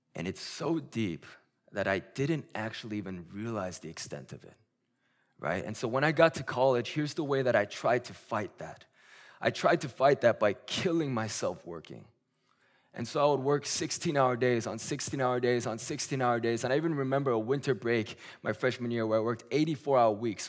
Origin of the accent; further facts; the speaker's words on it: South Korea; moved away; my hometown in Korea